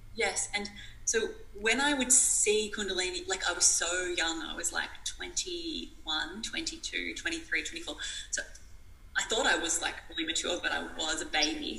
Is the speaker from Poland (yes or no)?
no; Australia; I was from this small, tiny town and I was from Australia